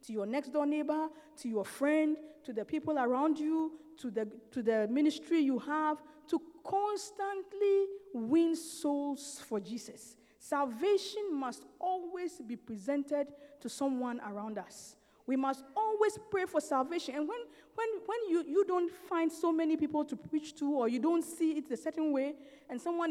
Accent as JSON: {"language": "English", "country": "Ghana", "said": "I come from Ghana. I've never been to the north of Ghana"}